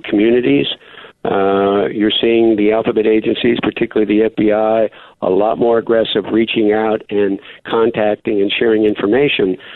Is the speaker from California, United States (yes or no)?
no; Erie, Pennsylvania, United States; my hometown of Erie, Pennsylvania